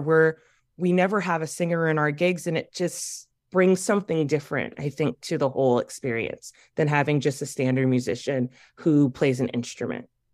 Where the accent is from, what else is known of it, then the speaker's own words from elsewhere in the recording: Waukegan, Illinois, United States; I'm from Waukegan